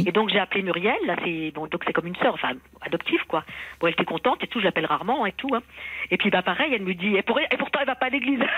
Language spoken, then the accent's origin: French; Brittany, France; also born or lived in Paris / Saint-Brieuc / Béziers; now in near Metz, France; moi, je suis bretonne normalement